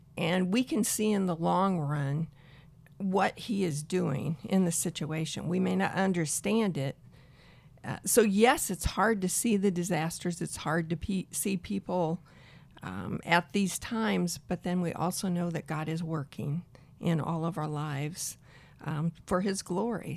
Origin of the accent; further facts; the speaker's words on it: Peoria, Illinois, United States; I am from Central Illinois, Peoria, Illinois